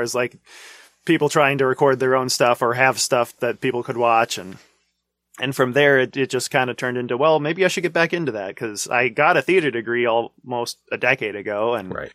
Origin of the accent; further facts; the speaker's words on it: North Dakota, United States; also born or lived in Chicago; when I was two, they came back to North Dakota. My dad worked at a local machine shop mm-hmm. for a few years and then took over the family farm